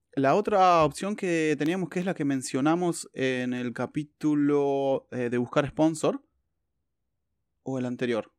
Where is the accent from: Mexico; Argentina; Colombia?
Argentina; now in New Zealand; yo soy argentino